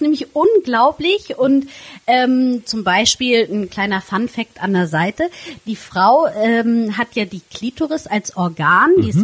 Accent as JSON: {"language": "German", "town": "Flensburg", "region": "Schleswig-Holstein", "country": "Germany", "tie": "born or raised there", "said": "da ich ähm, gebürtige Flensburgerin bin"}